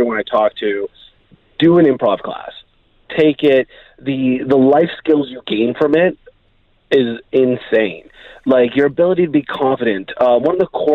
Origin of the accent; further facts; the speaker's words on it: Canada; moved away as an adult; now in Dubai, United Arab Emirates; growing up in Canada